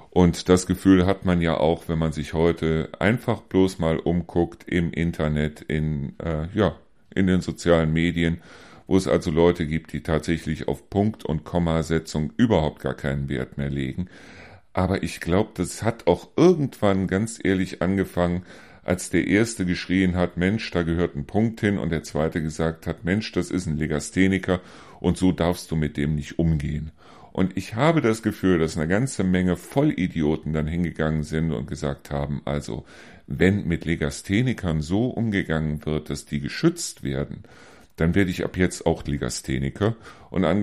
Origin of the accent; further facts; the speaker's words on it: Germany; Weil wo sind wir als Deutsche denn noch meisterlich?